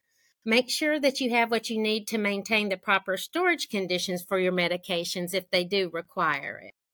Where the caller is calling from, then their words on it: Birmingham, Alabama, United States; I'm joining from Sweet Home, Alabama, here in Birmingham.